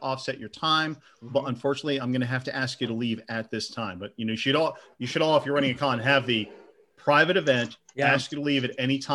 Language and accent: English; United States; I'm American